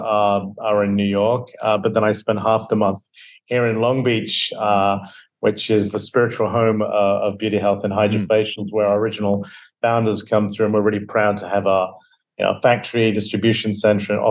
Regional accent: Devon, South West England, United Kingdom; moved away; I grew up in England, Devon, in England, to be exact, in a small fishing village

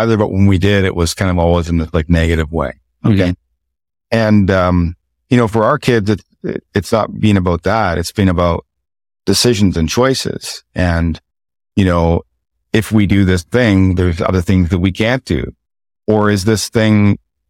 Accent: the Maritimes, Canada; growing up in the Maritimes

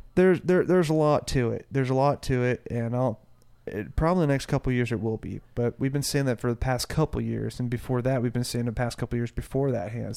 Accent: North Central Kansas, United States; moved away as an adult; also born or lived in Nashville; my home state is when I moved out of Kansas

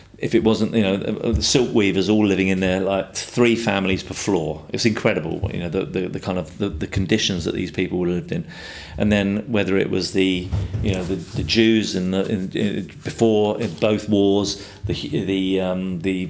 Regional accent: London, United Kingdom; also born or lived in Tower Hamlets / Hackney; I grew up in Fulham and Chelsea, but Paddington, you know, around that area

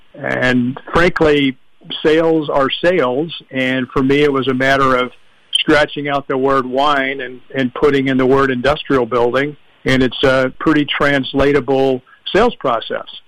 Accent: Orange, California, United States; my hometown of Orange, California

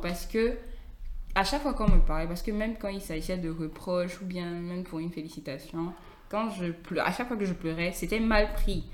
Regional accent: Cameroon; je suis camerounaise.

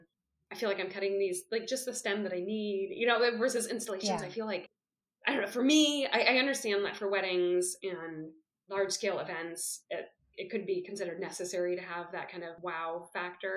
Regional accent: Oakland, California, United States; moved away as an adult; now in Belgium; I grew up in Oakland

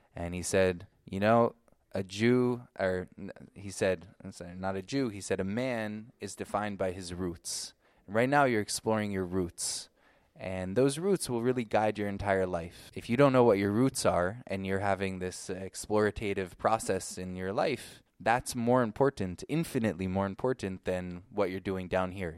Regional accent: Ashland, Oregon, United States; also born or lived in Brooklyn, New York / Guatemala; now in Israel; I was born in New York. Uh, Brooklyn, New York, like most Jews out there. Uh, but when I was about five years old, we moved to Ashland, Oregon

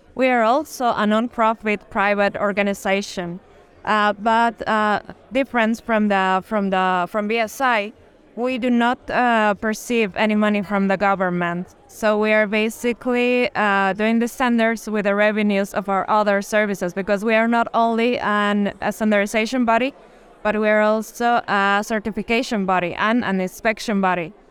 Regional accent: La Paz, Bolivia; we're from La Paz

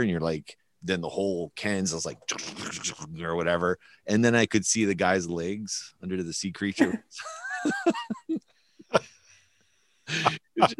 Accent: New Brunswick, Canada; now in Winnipeg, Canada; Todd and I grew up in New Brunswick

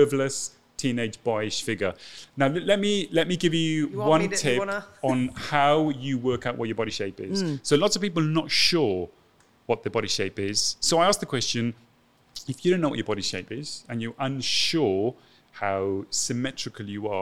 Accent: Llantrisant, Wales, United Kingdom; moved away as an adult; also born or lived in London; I grew up in Wales called Llantrisant.

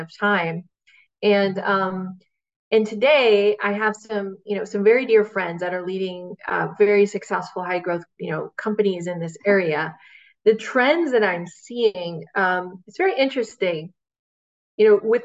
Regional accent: Bay Area, California, United States; I grew up in the Bay Area

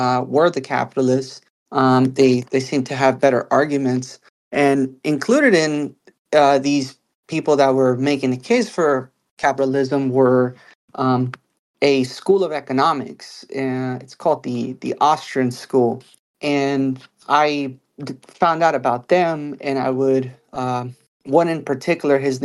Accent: United States; as an American, also experiencing life as an American

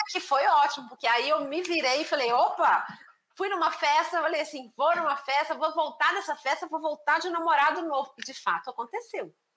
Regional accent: Belo Horizonte, Minas Gerais, Brazil; eu nasci em Belo Horizonte

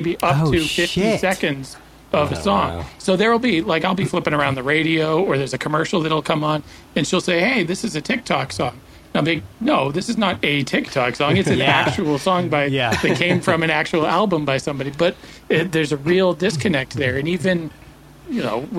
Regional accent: Boston, Massachusetts, United States; I grew up in the Boston scene in the 1990s

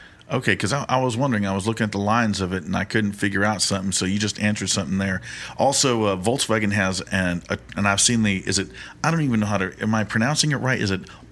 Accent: Mission, Texas, United States; I'm a Mission boy

